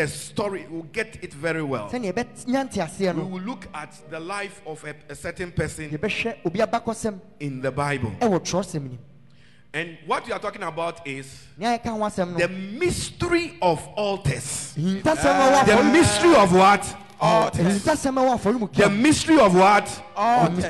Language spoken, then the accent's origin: English; Ghana; I am a Ghanaian